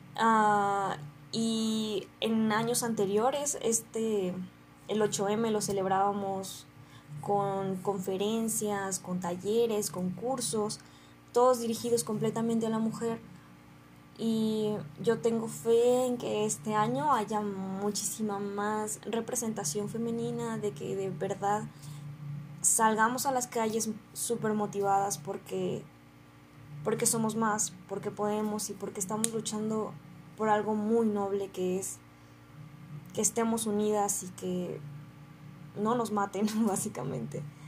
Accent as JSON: {"language": "Spanish", "town": "Guadalajara", "region": "Jalisco", "country": "Mexico", "tie": "born or raised there", "moved": "as an adult", "lives_now": "Lagos de Moreno, Mexico", "said": "yo soy oriunda de Guadalajara y estoy en Lagos de Moreno gracias a que estudio en la universidad"}